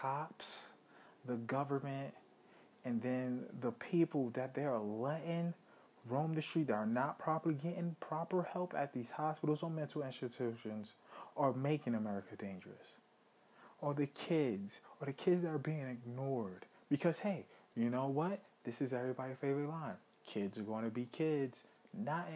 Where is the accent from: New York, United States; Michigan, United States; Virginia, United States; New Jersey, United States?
New York, United States; New York City; also born or lived in Brooklyn; I grew up in Harlem.